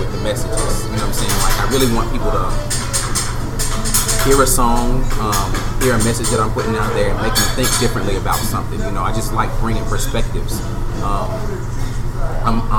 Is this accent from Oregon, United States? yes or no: no; Birmingham, Alabama, United States; from Birmingham